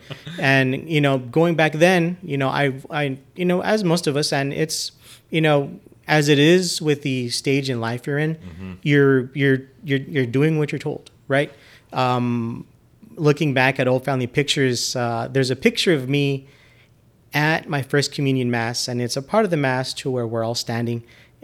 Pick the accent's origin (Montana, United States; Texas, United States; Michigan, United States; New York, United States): Texas, United States; El Paso; Born and raised in El Paso, Texas. Currently, I'm 41 years old, and am a cradle Catholic. So I was raised in the faith.